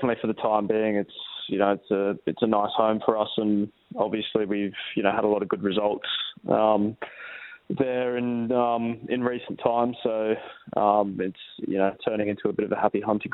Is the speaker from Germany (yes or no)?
no; Perth, Western Australia, Australia; moved away; now I'm back in glory playing for my hometown club